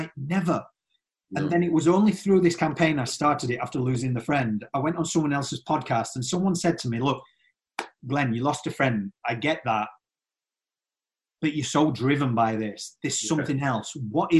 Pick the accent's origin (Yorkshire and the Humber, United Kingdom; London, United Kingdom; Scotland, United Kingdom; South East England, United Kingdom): Yorkshire and the Humber, United Kingdom; I'm from Yorkshire